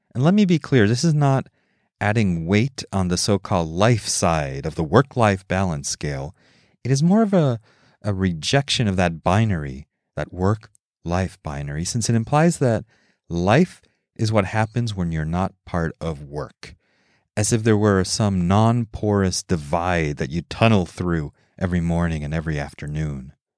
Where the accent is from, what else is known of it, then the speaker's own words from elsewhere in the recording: Mexico City, Mexico; I grew up in Mexico City